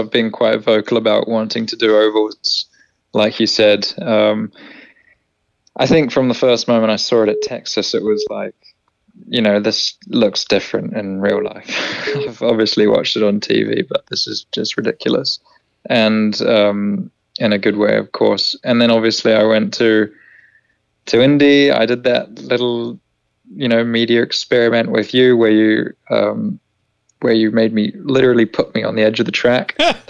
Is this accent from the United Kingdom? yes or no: no; New Zealand; Kiwi as well, which actually, it's always nice to hear a familiar accent inside the team, despite my accent being all over the shop.